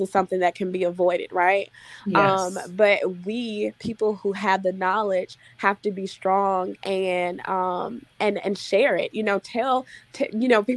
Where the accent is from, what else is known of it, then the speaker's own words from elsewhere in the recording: Mississippi, United States; I'm from Mississippi and most of the people that I know and grew up